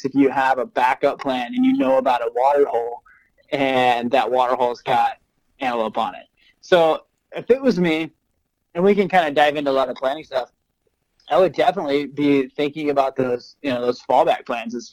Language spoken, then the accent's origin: English; Oregon, United States; So I grew up in Oregon